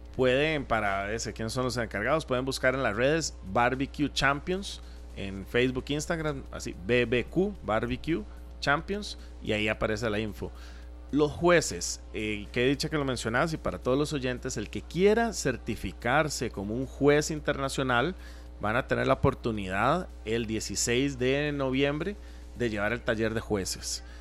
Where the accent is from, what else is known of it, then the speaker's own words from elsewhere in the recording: Costa Rica; como ticos